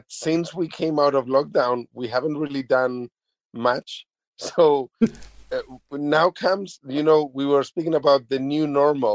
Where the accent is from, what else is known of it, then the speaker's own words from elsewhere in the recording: Spain; now in New Zealand; originally I'm from Spain